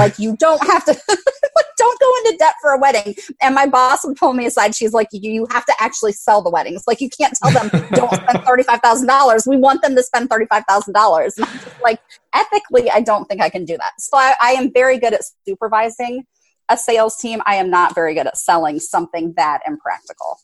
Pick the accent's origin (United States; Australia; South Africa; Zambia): United States; Central Ohio; moved away as an adult; now in Atlanta, United States; I am an Ohio native. I moved down here to the greater Atlanta metro area in 2005.